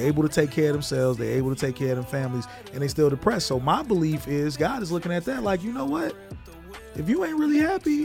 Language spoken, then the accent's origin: English; Chicago, Illinois, United States; He was from my hometown